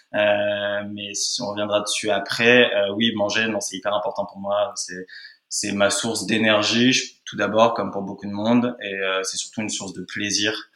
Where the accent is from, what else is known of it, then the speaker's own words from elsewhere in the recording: Nice, Provence-Alpes-Côte d'Azur, France; now in Paris, France; j'ai passé toute mon enfance à Nice